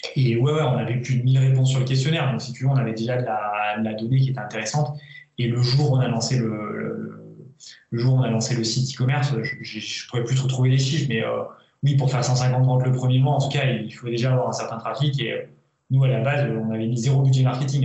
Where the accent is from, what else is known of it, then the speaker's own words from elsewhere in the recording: Auvergne-Rhône-Alpes, France; moved away as an adult; also born or lived in Villefranche-sur-Saône; ma région natale, d'Auvergne